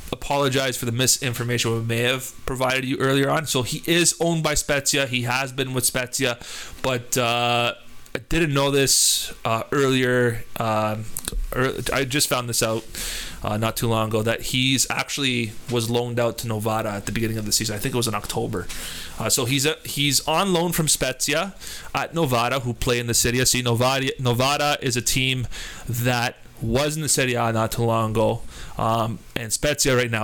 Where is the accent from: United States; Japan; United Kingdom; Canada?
Canada; Toronto, Ontario; we are Canadians from Toronto